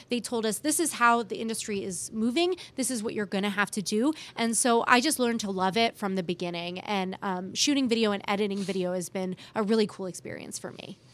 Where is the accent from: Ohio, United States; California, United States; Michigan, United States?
California, United States; Bay Area; moved away as an adult; now in Kansas City, United States; I grew up in the Bay Area